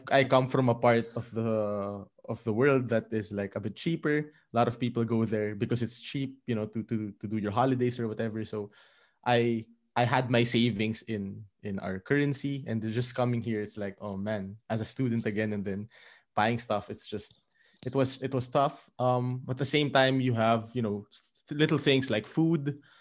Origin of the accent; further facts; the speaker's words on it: Philippines; moved away as an adult; I am originally from the Philippines, and I moved to Europe around, um, three and a half years ago